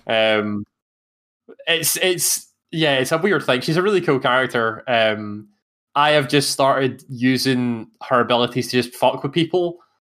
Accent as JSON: {"language": "English", "region": "Scotland", "country": "United Kingdom", "accent": "Scottish"}